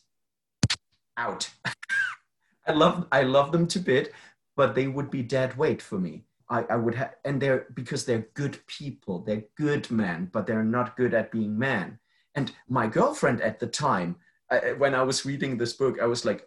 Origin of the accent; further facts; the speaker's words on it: Germany; I'm from Germany. Germany is a very safe country and I grew up safe